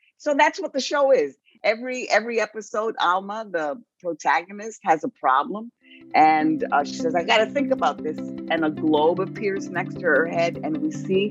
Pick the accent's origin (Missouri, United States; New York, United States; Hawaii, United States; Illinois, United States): New York, United States; New York City; I was raised in the South Bronx